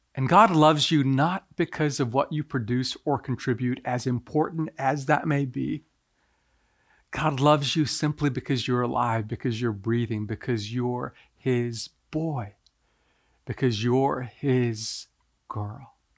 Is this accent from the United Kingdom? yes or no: no; Japan; moved away; I'm originally from Japan